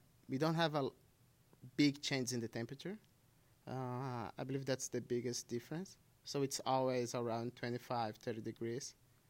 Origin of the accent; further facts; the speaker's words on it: Brazil; English is a second language; moved away as an adult; now in Ottawa, Canada; I'm from Brazil. I'm an international student here at Algonquin College. I'm a broadcast student. And yeah, so I moved to Canada in January, and I'm living here since then.